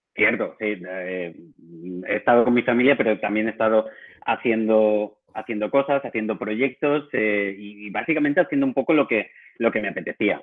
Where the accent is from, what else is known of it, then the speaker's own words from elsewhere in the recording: Valencia, Valencian Community, Spain; moved away as an adult; also born or lived in Barcelona; Yo soy de Valencia